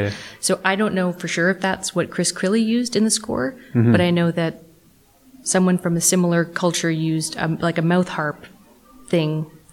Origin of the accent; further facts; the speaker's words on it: Canada; because we're Canadian, I think we have an understanding of some Indigenous culture and art just from living here.